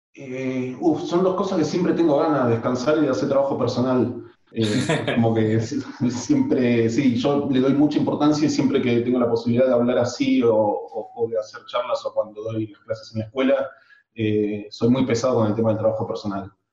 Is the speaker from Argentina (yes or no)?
yes; Argentina; moved away as an adult; now in Spain; en Argentina somos